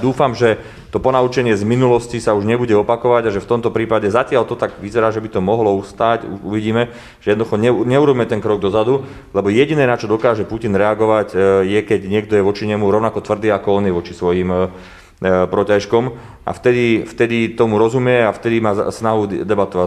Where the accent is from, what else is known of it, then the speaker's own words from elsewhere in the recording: Slovakia; hovorím ako Slovák, ako predstaviteľ slovenskej vlády